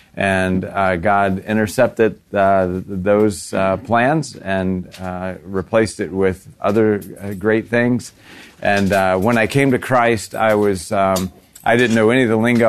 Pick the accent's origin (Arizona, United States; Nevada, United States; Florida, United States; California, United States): Florida, United States; I'm from Florida